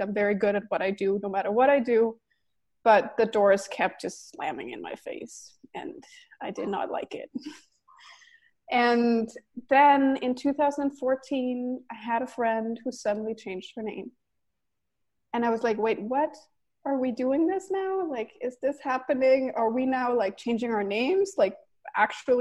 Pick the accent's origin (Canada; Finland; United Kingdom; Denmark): Denmark; also born or lived in New York City, United States; now in Los Angeles, United States; So I'm Danish and I grew up in Denmark